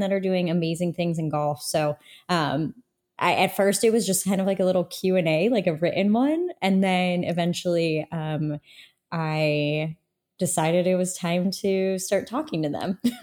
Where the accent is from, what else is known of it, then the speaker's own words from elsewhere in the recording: Toledo, Ohio, United States; moved away as an adult; also born or lived in Indiana; I am from Toledo, Ohio